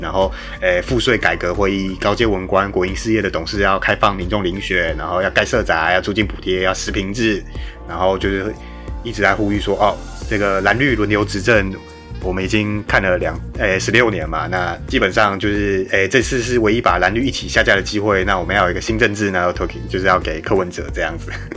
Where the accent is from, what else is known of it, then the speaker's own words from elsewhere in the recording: New Taipei, Taiwan; 因为我是新北市民，我还是习惯讲侯市长的